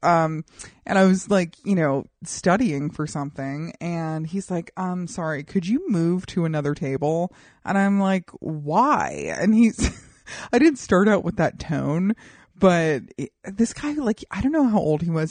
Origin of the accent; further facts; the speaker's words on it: United States; as an American